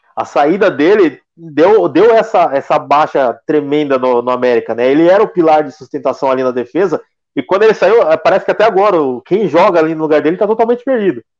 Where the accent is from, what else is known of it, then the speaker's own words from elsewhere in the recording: Itu, São Paulo, Brazil; Eu sou de, de Itu